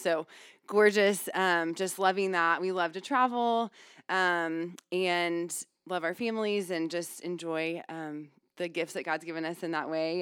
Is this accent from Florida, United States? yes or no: no; College Station, Texas, United States; also born or lived in Houston, Texas / California; now in Austin, United States; I was born in Houston and grew up in College Station.